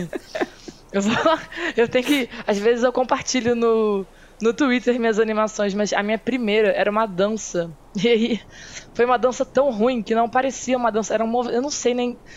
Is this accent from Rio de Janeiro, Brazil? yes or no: yes; Petrópolis, Rio de Janeiro, Brazil; born there; eu nasci em Petrópolis, que não é cidade do Rio, né? É no, no estado do Rio só.